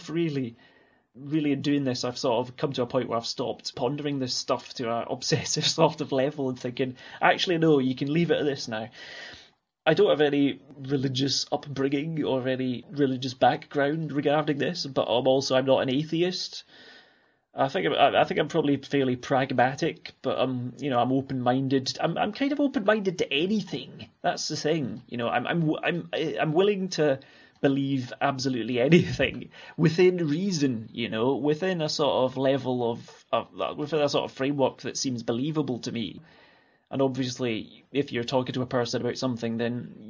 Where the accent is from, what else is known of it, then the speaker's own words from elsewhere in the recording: Alloa, Scotland, United Kingdom; accent: Scottish; moved away as an adult; also born or lived in Clackmannan; now in Ullapool, United Kingdom; where I grew up in Alloa